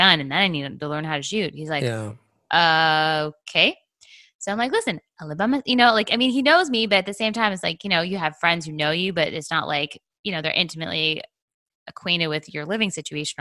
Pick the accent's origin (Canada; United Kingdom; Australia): Canada; now in Atlanta, United States; I grew up in Canada, so my parents are like one step away from Quakers